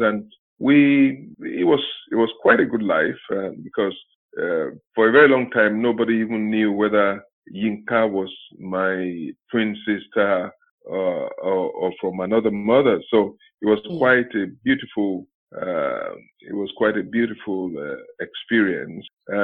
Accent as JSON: {"language": "English", "region": "Ondo", "country": "Nigeria", "tie": "born or raised there", "said": "I started from St. Mary's Primary School, somewhere in town, Ondo Town"}